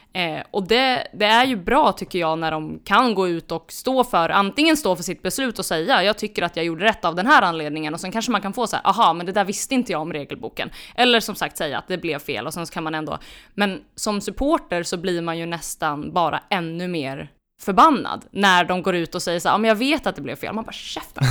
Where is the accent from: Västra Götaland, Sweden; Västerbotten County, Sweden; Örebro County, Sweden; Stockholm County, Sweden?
Örebro County, Sweden; Örebro; jag är örebroare